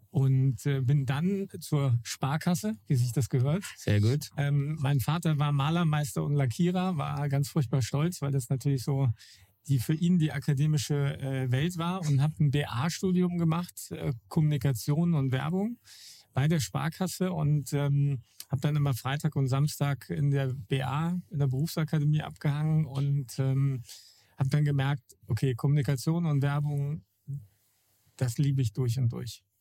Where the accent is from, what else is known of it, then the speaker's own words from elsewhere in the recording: Wolfhagen, Hesse, Germany; moved away; ich komme ähm, aus einer Gegend, die eigentlich Grüne Hölle heißen sollte, aus äh, Wolfhagen. Das ist so Mittelhessen also weit über, über Frankfurt und da ist im Umfeld eigentlich gar nichts, bis auf kleine, kleine Dörfer.